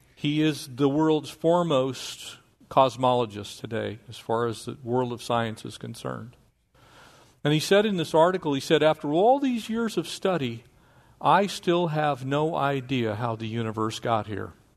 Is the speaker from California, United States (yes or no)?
yes; North San Diego County, California, United States; I grew up in North San Diego County.